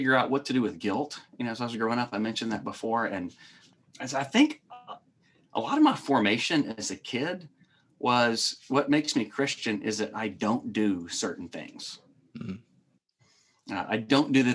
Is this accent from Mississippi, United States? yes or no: yes; Mississippi Delta, United States; I'm from Mississippi, and I grew up in this little bitty town in the Mississippi Delta.